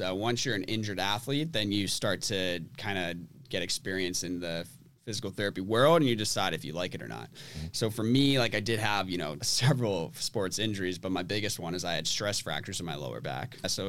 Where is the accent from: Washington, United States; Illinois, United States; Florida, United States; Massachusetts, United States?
Massachusetts, United States; Andover; Andover, Mass. Yeah.